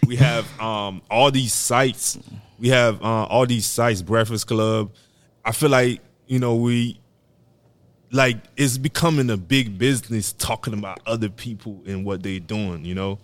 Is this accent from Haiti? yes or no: yes; Haiti; I'm from Haiti